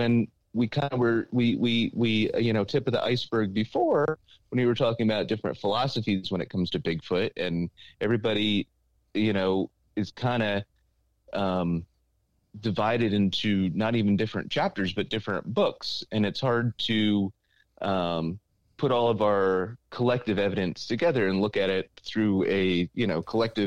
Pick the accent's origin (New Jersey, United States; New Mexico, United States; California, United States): New Jersey, United States; Sparta; Sparta, New Jersey, which is my hometown